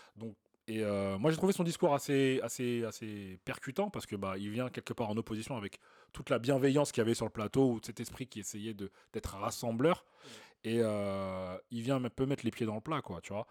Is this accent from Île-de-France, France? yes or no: yes; Clichy-sous-Bois, Île-de-France, France; on est des mecs de cité, hein, on a grandi à Clichy-sous